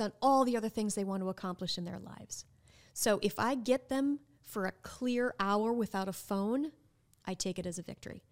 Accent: Minnesota, United States; moved away as an adult; now in New Orleans, United States; I am from Minnesota, and growing up, our public school education, educational system was quite good

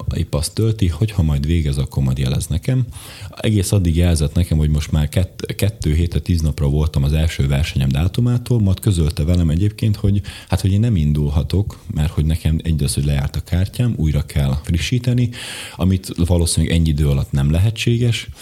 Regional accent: Bodrogköz, Košice Region, Slovakia; magyar gyerekként Szlovákiából

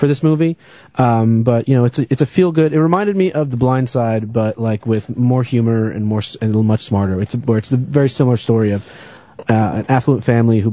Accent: Monroe, New York, United States; moved away; I'm from Monroe, New York

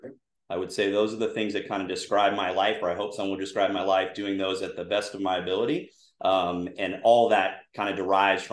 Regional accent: Southern California, United States; I grew up in Southern California. I went to an all-boys Catholic high school called Damien High School. It's in La Verne, California

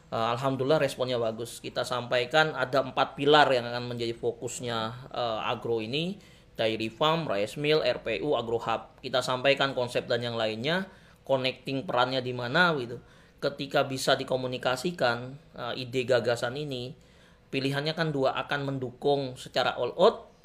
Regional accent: Banten, Indonesia; saya putra Banten lahir di Banten

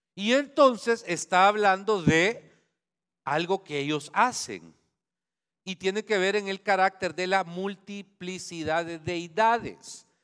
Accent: Santa Ana, El Salvador; moved away; donde yo nací, Santana. Eh, estudié en el Liceo San Luis

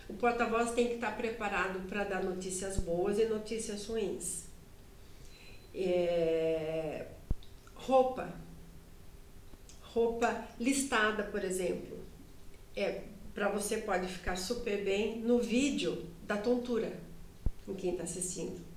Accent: Sorocaba, São Paulo, Brazil; accent: Sorocaba; E eu tinha um sotaque sorocabanês

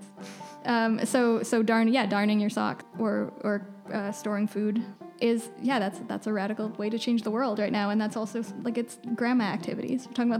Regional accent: West Coast, United States; especially growing up on the West Coast, everyone is an environmentalist.

